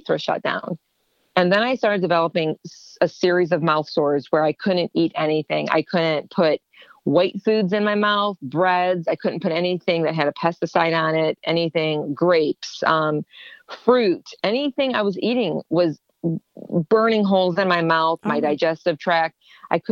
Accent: Ohio, United States; moved away as an adult; also born or lived in Ontario, Canada; I'm from Ohio

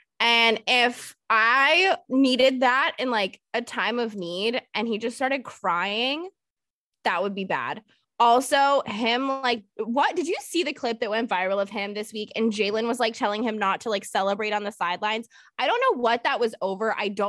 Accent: United States; Dude, I'm obviously an American. I support us in like the Olympics, like whatever, cool.

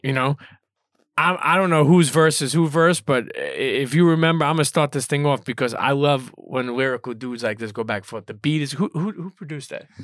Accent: New York City, New York, United States; for a Brooklyn kid

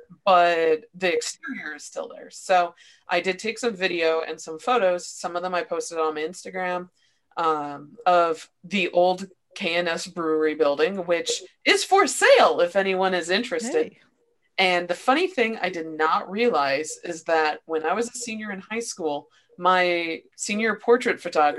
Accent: Mishawaka, Indiana, United States; born or raised there; now in Cincinnati, United States

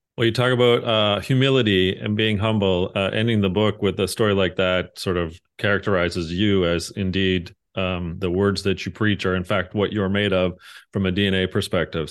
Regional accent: Canada; being Canadian

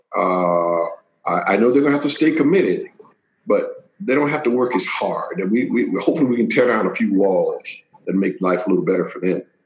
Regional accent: Waycross, Georgia, United States; born or raised there; accent: Southern drawl; moved away; also born or lived in Pennsylvania

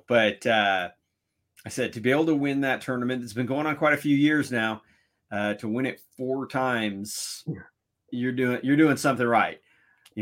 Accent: California, United States; I'm from California

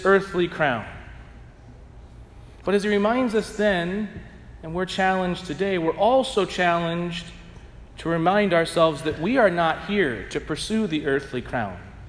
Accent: St. Louis, Missouri, United States; I'm from St. Louis

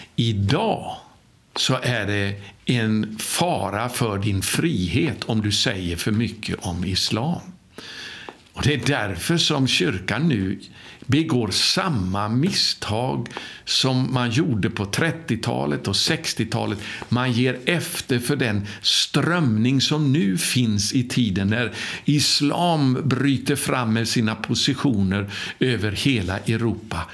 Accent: Sweden; now in Jerusalem, Israel; jag var ifrån Sverige

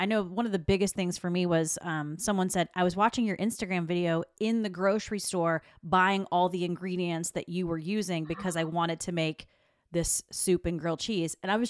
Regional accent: the South, United States; I'm from the South.

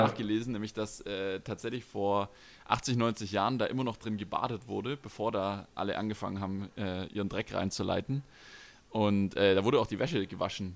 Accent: Stuttgart, Baden-Württemberg, Germany; als äh, Stuttgarter

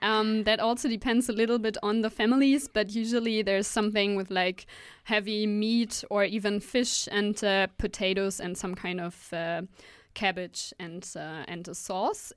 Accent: Hanover, Lower Saxony, Germany; now in Aarhus, Denmark; my hometown, which is Hanover

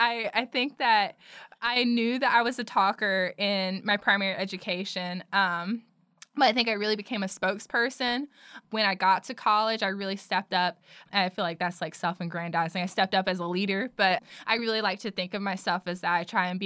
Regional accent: Pembroke, North Carolina, United States; moved away as an adult; now in Chapel Hill, United States; being Indian was to me, because growing up in Robeson County, when you're surrounded by everybody that looks like you

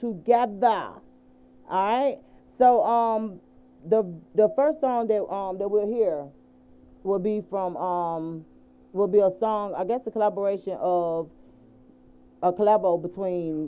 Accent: Atlanta, Georgia, United States; when you from Atlanta, it's so weird how we do things

